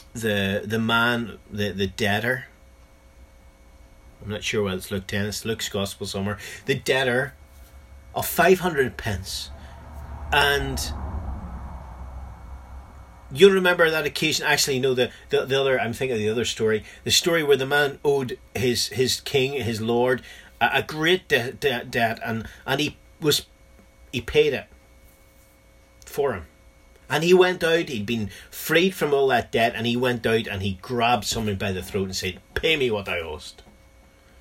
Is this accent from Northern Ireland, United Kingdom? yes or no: yes; Northern Ireland, United Kingdom; in Northern Ireland, my home country